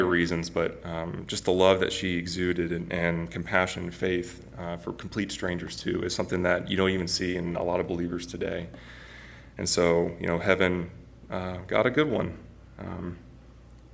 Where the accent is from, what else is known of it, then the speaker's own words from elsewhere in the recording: Northwest Arkansas, United States; I grew up in Northwest Arkansas for most of my life